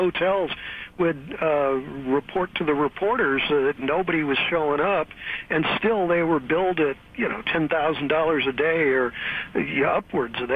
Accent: Missouri, United States; now in California, United States; Yeah, but I'm from Missouri, the show-me state

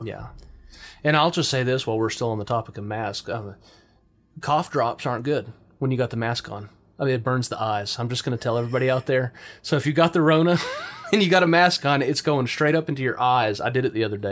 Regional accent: United States

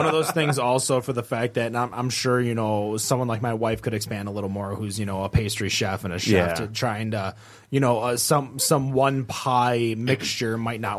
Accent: Troy, Michigan, United States; because I grew up in Troy.

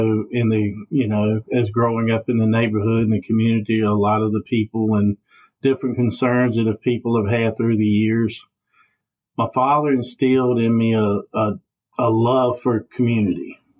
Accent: Ringgold, Virginia, United States; I have lived my whole life in the Dan River District, Ringgold community, born and raised in the Mountain Hill area. And then when I was a little bit, about 7 or 8, we moved on to a tobacco farm over on Kentuck Road. And we spent about 10 years over there.

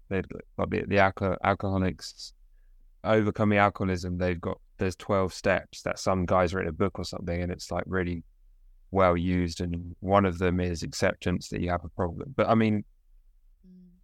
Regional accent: South East England, United Kingdom; We're from we're both from southeast of England

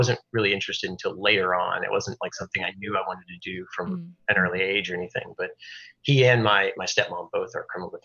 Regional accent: Houston, Texas, United States; also born or lived in Belton, Texas / Austin, Texas; I've grown up in Houston, lived here pretty much my whole life, except for brief stint in Austin for college.

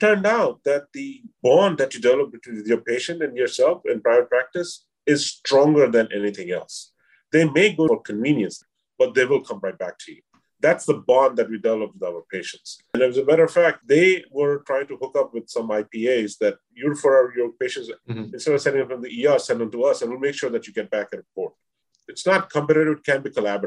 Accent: India; moved away as an adult; now in New York, United States; I'm from India. I'm a South Asian descent

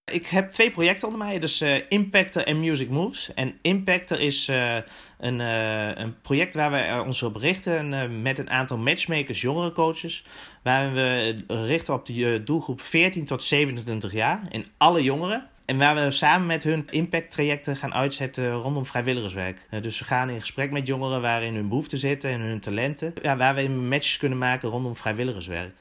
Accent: Winterswijk, Gelderland, Netherlands; Ik kom zelf dan uit Winterswijk

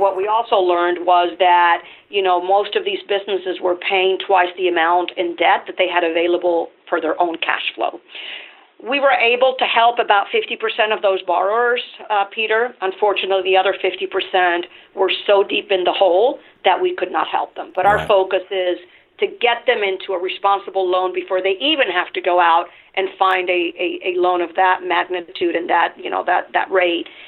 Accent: Venezuela; English is a second language; moved away as an adult; now in United States; I'm originally from Venezuela, so I'm an immigrant myself.

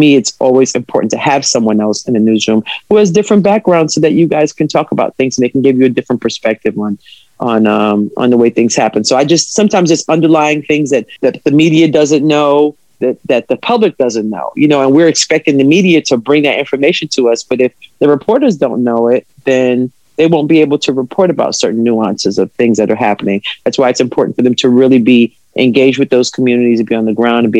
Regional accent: New York City, New York, United States; also born or lived in Los Angeles / Houston; growing up in Brooklyn, you know, I'm a kid who grew up public school system, New York City. I'm a product of that. I grew up in Brooklyn. I grew up in Crown Heights, which was a community that's mixed.

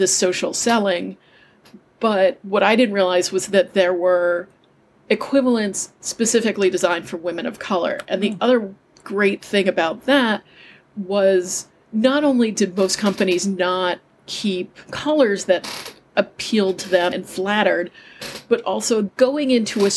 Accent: New York City, New York, United States; I grew up in Manhattan

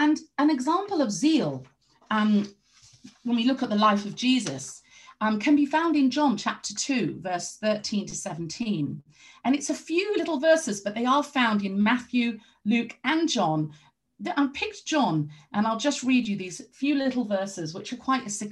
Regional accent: London, United Kingdom; moved away; I grew up partly in London

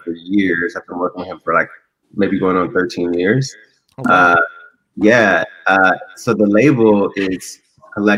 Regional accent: Inglewood, California, United States; I'm born and raised in Inglewood

